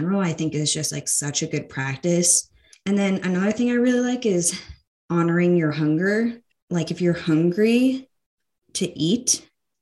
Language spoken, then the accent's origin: English; United States; being an American woman